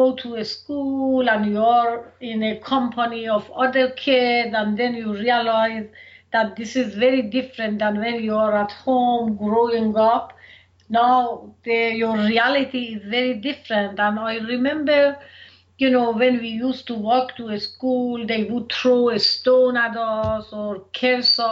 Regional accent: Quchan, Razavi Khorasan, Iran; moved away as an adult; now in United States; I grew up in a little town in the northeast of Iran in the province of Khorasan. The name of the town was Quchan.

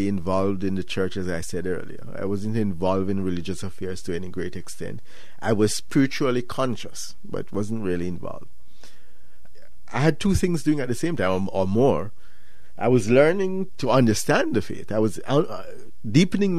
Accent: Jamaica; I'm from Jamaica

